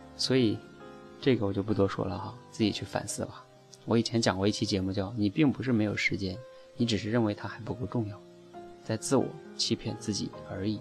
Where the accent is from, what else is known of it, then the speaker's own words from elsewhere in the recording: China; 我们中国人